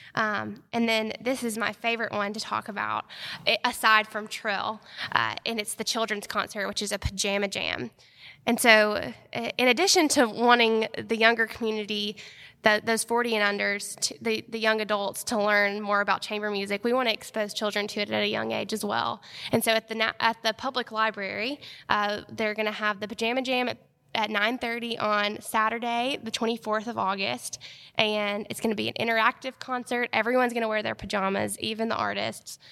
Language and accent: English; Athens, Alabama, United States; moved away as an adult; also born or lived in Auburn, Alabama; now in Huntsville, United States; When I was growing up in Athens